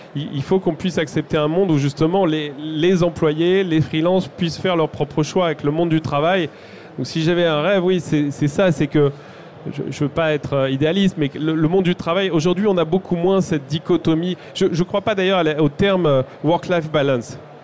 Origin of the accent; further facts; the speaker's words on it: France; nous, en tant que Français